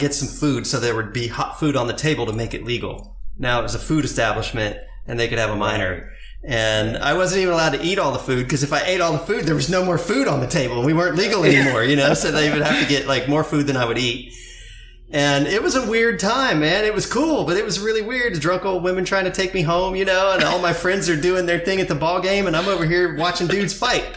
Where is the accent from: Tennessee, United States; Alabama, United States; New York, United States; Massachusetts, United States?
Tennessee, United States; Maynardville; also born or lived in Indianapolis, Indiana; now in Maui, United States; I grew up in Union County in a town called Maynardville.